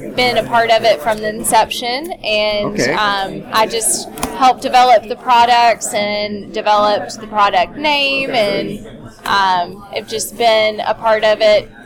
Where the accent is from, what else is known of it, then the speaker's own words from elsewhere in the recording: Columbia, Tennessee, United States; right outside of my hometown, which is Columbia, where it's made